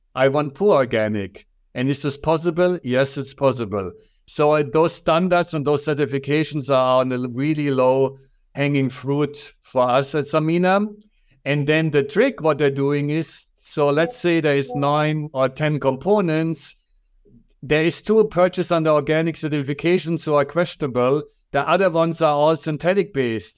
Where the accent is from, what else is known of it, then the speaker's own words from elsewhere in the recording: Germany; accent: German; English is a second language; moved away as an adult; I'm originally from Germany, so everybody will recognize my strong accent